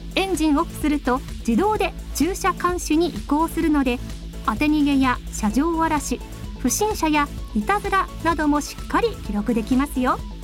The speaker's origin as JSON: {"language": "Japanese", "town": "Sendai", "region": "Miyagi", "country": "Japan", "tie": "born or raised there", "also_born_or_lived": "Kagoshima", "moved": "yes", "said": "出身は宮城県仙台市です。"}